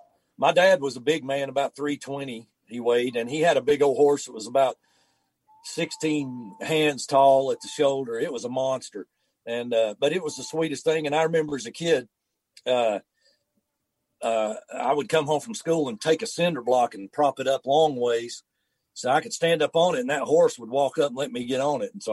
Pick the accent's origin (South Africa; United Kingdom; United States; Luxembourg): United States; Canton, North Carolina; Well, just growing up here, and I'm very fortunate.